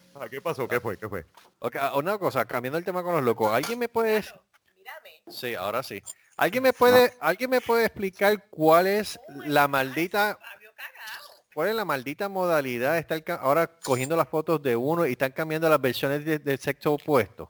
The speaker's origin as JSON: {"language": "Spanish", "country": "Puerto Rico", "moved": "yes", "said": "yo soy de Puerto Rico"}